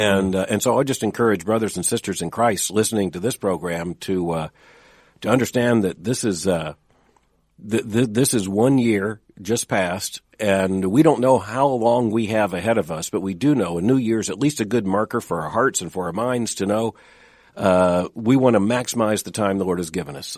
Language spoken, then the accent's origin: English; Florida, United States; I grew up in Florida